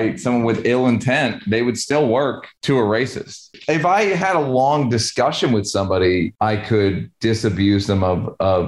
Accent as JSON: {"language": "English", "region": "New York", "country": "United States", "moved": "yes", "lives_now": "Venice, California, United States", "said": "I'm from New York"}